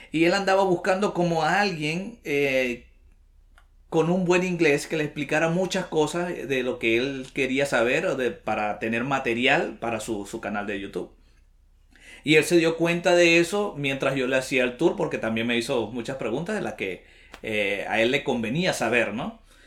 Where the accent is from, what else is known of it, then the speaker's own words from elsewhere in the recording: Venezuela; moved away as an adult; also born or lived in Bucaramanga, Colombia; now in Lima, Peru; Soy de Venezuela